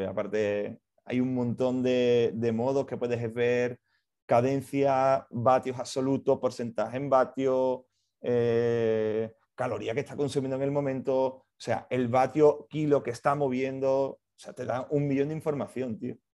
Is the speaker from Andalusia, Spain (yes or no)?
yes; Seville, Andalusia, Spain; moved away; soy de Sevilla, yo empecé en Sevilla trabajando